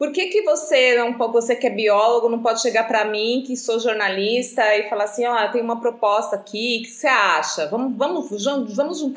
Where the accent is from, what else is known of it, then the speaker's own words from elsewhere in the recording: Atibaia, São Paulo, Brazil; moved away as an adult; also born or lived in Florianópolis; now in Rio de Janeiro, Brazil; Nasci e cresci aí, em Atibaia. Minha família toda ainda vive na cidade e passei a maior parte da minha infância e adolescência nas trilhas da Serra do Itapetinga e na Pedra Grande.